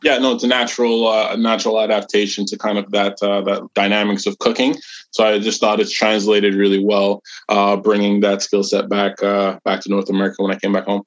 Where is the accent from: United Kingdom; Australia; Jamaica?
Jamaica; Portmore; now in Canada; I'm Jamaican by birth